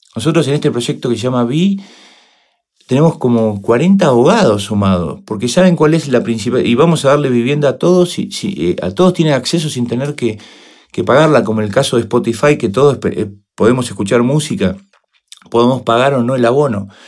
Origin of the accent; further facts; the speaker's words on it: Argentina; somos los argentinos